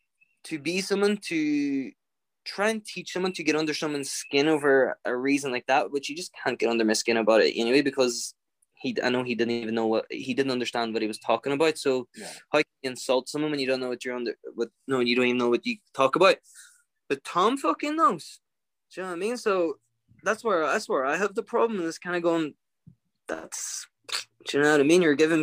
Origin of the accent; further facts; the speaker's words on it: Ireland; I'm an Irishman through and through.